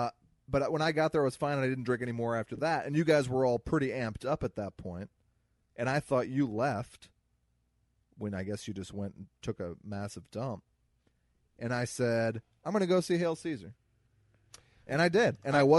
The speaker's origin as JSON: {"language": "English", "region": "Midwest", "country": "United States", "accent": "Missouri", "said": "I'm from the Midwest."}